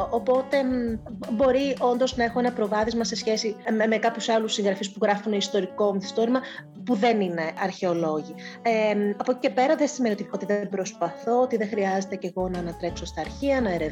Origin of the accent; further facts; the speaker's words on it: Eastern Macedonia and Thrace, Greece; πολύ βιωματική και αυτή είναι, είναι, είναι ο τόπο μου. Είπα και πολλέ φορέ ότι, ήθελα να